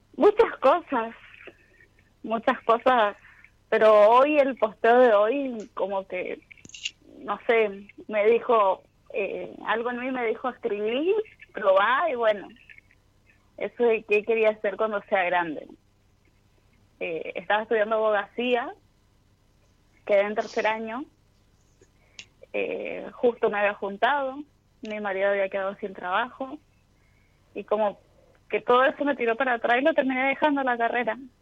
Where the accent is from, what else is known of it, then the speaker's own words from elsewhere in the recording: Chaco, Argentina; Soy del Chaco.